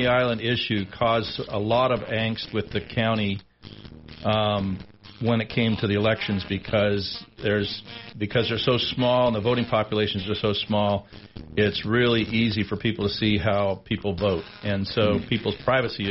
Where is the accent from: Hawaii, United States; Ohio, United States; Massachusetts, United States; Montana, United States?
Montana, United States; Billings; now in Sheridan, United States; growing up in Billings